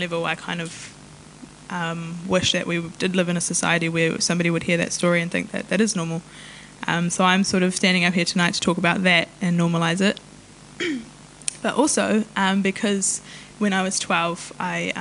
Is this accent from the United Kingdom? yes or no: no; New Zealand; first language Maori; English is a second language; also born or lived in Taranaki; I tipu au I raro I te maru o Maungawhau me Maunga Taranaki he Pākehā ahau and ko te reo Māori tōku reo tuatai